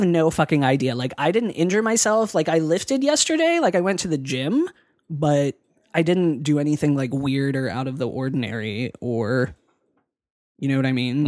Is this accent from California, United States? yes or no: no; Pennsylvania, United States; moved away; I'm from Pennsylvania, and so, like, winters are shitty there